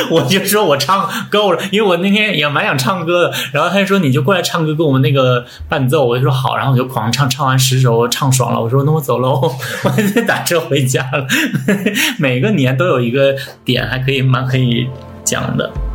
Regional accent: Anshan, Liaoning, China; also born or lived in Beijing / Chengdu; now in Shanghai, China; 我老家好了，鞍山

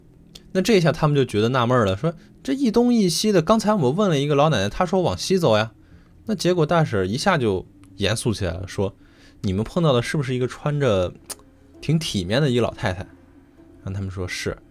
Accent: Xi'an, Shaanxi, China; 发生在西安市的长安区。嗯、但是我们西安人一般比较习惯叫它长安县哈。

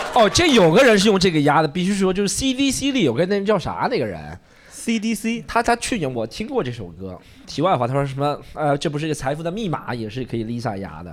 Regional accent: Shanghai, China; 我是上海长大的

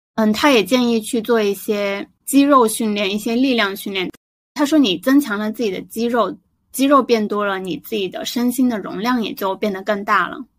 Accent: Guangdong, China; 作为一个广东人，我的饮食一直都比较清淡

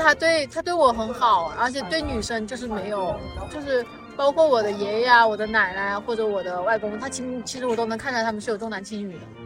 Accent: Huangshi, Hubei, China; 然后我，我的故乡，我是湖北人，所以我故乡在湖北

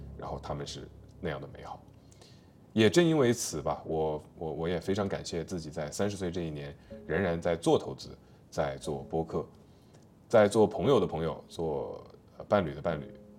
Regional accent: China; 我们中国人

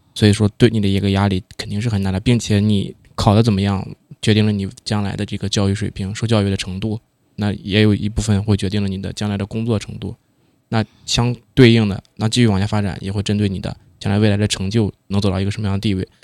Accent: Shandong, China; 因为我是一个山东人嘛

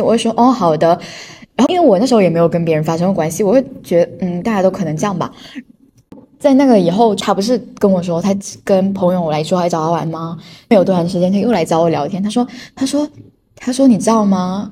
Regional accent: China; 我们中国人

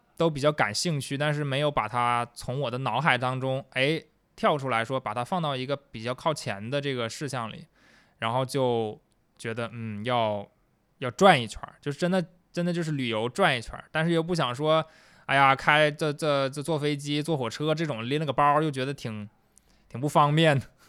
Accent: Liaoyang, Liaoning, China; accent: Northeastern (Dongbei); now in Sanya, China; 我的老家辽宁，啊，对，辽宁的一个，一个小城市叫辽阳

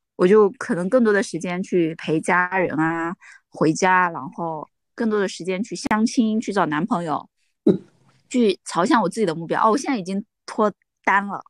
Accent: Ji'an, Jiangxi, China; 我的老家就在 ，呃，文天祥的老家。我读的中学就是文山中学，旁边就是文天祥的纪念馆

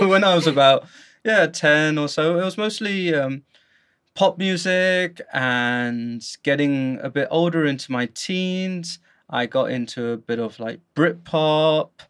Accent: London, United Kingdom; moved away as an adult; now in Guangzhou, China; as you can hear from my accent, I am from the UK, specifically London.

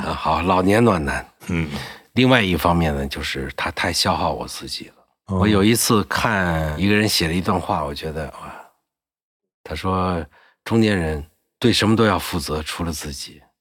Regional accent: Anhui, China; 我们安徽人嘛

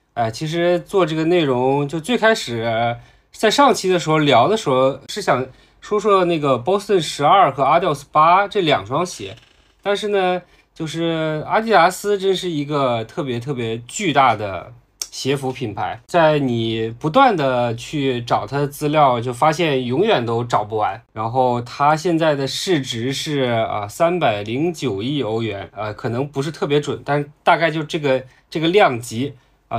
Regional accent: Heilongjiang, China; moved away; 我的老家在黑龙江啊

